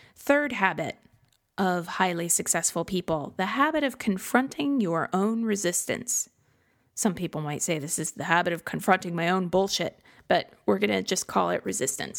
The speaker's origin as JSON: {"language": "English", "region": "Midwest", "country": "United States", "tie": "born or raised there", "said": "growing up in the Midwest"}